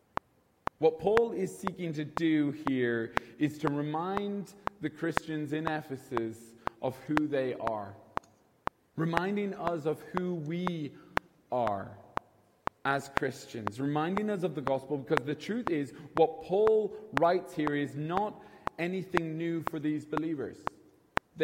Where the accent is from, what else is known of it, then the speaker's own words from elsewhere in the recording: Kilkenny, Leinster, Ireland; now in Dublin, Ireland; I'm originally from Kilkenny. I'm not from Dublin.